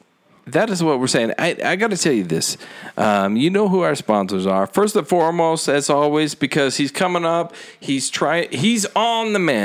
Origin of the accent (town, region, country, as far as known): Salt Lake City, Utah, United States; born or raised there